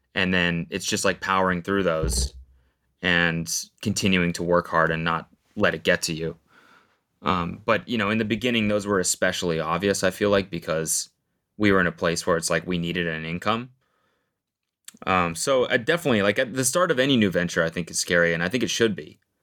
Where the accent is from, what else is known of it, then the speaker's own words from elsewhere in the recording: Canada; moved away as an adult; now in United States; I'm Canadian